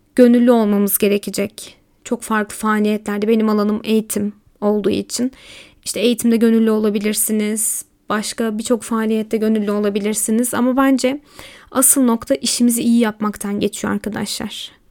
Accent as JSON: {"language": "Turkish", "town": "Elazığ", "region": "Elazığ Province", "country": "Turkey", "tie": "born or raised there", "also_born_or_lived": "Malatya", "said": "Memleketlerim diyorum çünkü aslında Malatyalıyım ama Elazığ'da geçti hayatımın çoğu."}